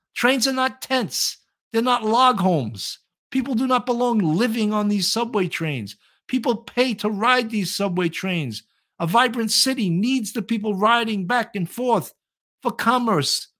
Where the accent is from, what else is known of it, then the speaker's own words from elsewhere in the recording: New York City, New York, United States; accent: New York; my New York accent